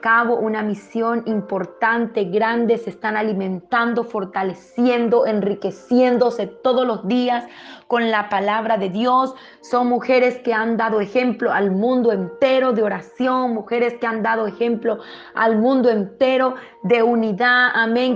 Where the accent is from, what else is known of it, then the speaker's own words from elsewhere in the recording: Venezuela; moved away as an adult; now in Paraguay; soy venezolana, criada y nacida en la iglesia en Venezuela